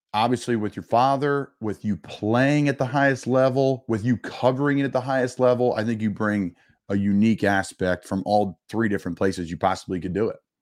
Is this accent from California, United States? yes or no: no; Philadelphia, Pennsylvania, United States; I'm from Philly